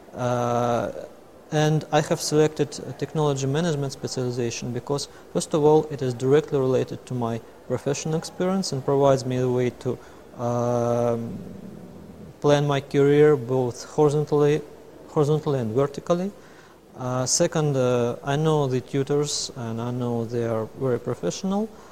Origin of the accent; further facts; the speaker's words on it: Moscow, Russia; I'm coming from Moscow, Russia.